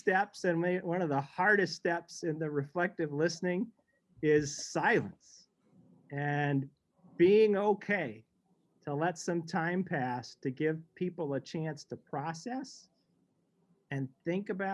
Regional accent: St. Louis, Missouri, United States; moved away; I grew up in St. Louis

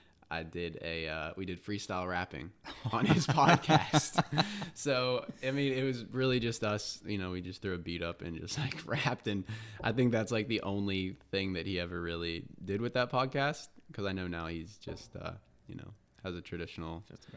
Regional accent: Charleston, West Virginia, United States; born there; also born or lived in Columbus, Ohio; So I was born in Charleston, West Virginia. My dad worked for General Motors at the time. So we were moving like every 2 years.

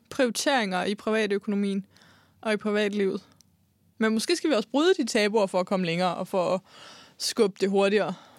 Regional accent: Denmark; Nu kommer jeg jo fra Jylland

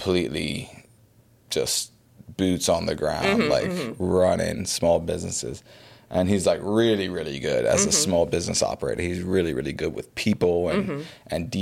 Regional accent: Bermuda; also born or lived in Pennsylvania / Florida; I was born and raised in Bermuda, went to War Academy

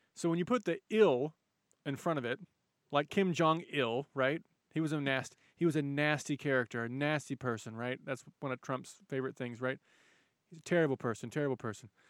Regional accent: United States; I'm an American

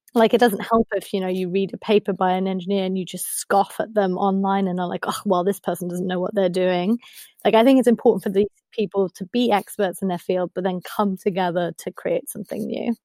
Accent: Germany; also born or lived in United States; now in United Kingdom; I grew up in Germany

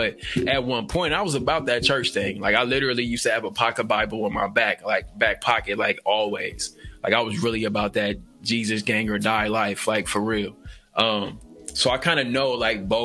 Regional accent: Nashville, Tennessee, United States; now in Oregon, United States; We're both from Nashville, the great state of Nashville, Tennessee

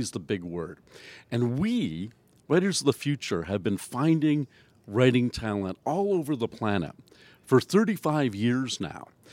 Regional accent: Canada; I'm the Canadian judge.

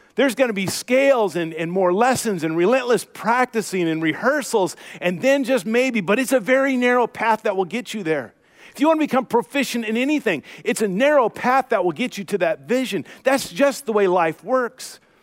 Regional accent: United States; I grew up in the Portland, Vancouver area

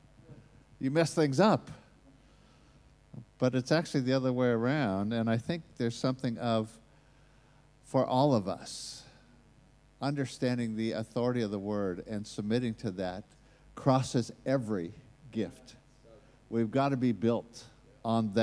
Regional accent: United States; accent: American; that's my American accent

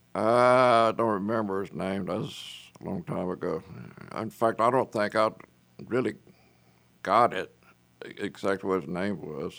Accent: Lake Charles, Louisiana, United States; now in Dallas, United States; I'm from Southwest Louisiana, a little place called Lake Charles, Louisiana

